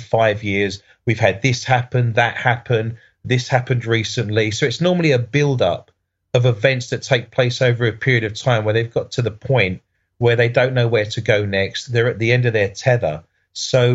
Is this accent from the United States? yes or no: no; United Kingdom; as a Brit